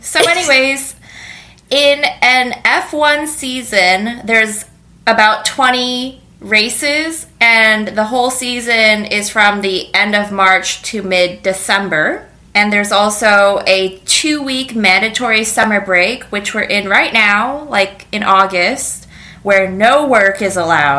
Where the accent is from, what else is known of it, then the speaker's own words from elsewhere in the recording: United States; Yeah, which, as an American